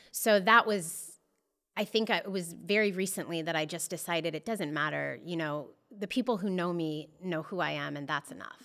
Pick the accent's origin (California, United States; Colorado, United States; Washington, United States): Colorado, United States; Boulder; now in Los Angeles, United States; I'm born and raised in Boulder, Colorado.